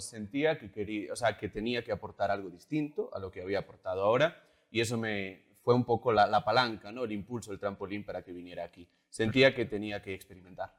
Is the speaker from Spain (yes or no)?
yes; Galicia, Spain; born or raised there; moved away as an adult; also born or lived in Madrid, Spain; now in Bolivia